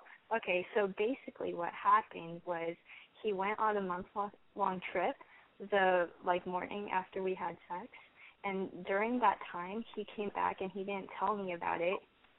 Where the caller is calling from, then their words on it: Long Beach, California, United States; I am 17, and I am from Long Beach.